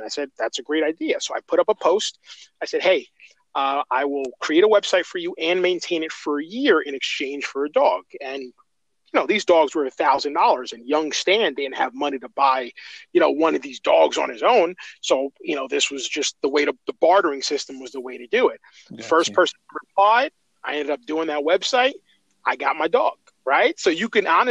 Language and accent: English; Elizabeth, New Jersey, United States; I grew up in Elizabeth